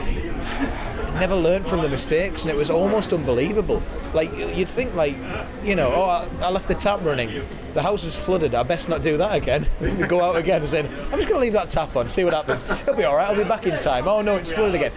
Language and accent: English; County Durham, North East England, United Kingdom; moved away as an adult; now in Newcastle, United Kingdom; I'm not from Newcastle, but it has always felt like home. Came to uni here, moved up here